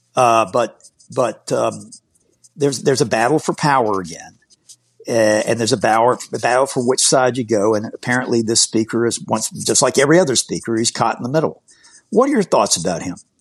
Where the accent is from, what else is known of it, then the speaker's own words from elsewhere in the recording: Georgia, United States; moved away; my home state, my native state of Georgia